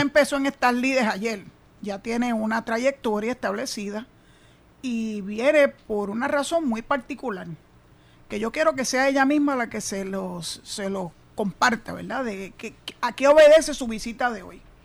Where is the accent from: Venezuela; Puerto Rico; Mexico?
Puerto Rico; San Juan; moved away as an adult; also born or lived in Boquerón, Cabo Rojo; now in Cabo Rojo, Puerto Rico; yo soy nacida y criada en San Juan, que no se equivoquen, los oyentes lo saben, pero yo decidí venir a vivir para acá hace 21 años.